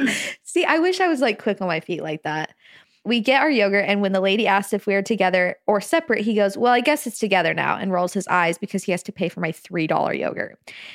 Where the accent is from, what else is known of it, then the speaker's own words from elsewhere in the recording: California, United States; now in Provo, United States; So I'm from, so I'm from Southern California, and I recently moved to Provo in August.